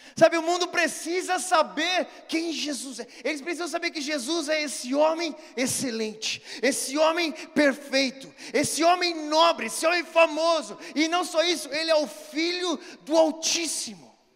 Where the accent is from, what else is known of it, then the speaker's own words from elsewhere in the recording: Brazil; Sou brasileiro